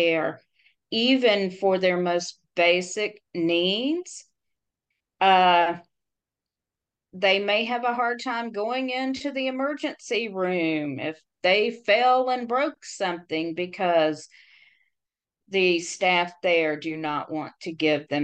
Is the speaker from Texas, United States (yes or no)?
no; Tennessee, United States; my home state of Tennessee